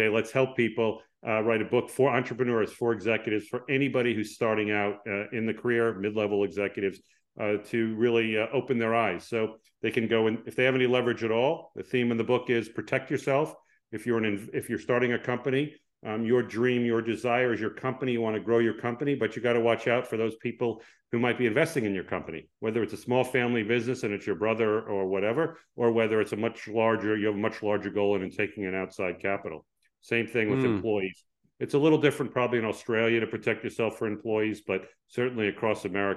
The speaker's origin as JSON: {"language": "English", "region": "East Coast of the United States", "country": "United States", "also_born_or_lived": "Chicago", "moved": "as an adult", "lives_now": "Palo Alto, United States", "said": "I'm actually originally from the East Coast of the United States"}